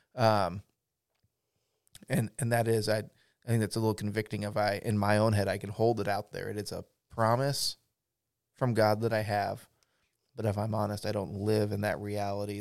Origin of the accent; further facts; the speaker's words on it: Pacific Northwest, United States; I grew up in the Pacific Northwest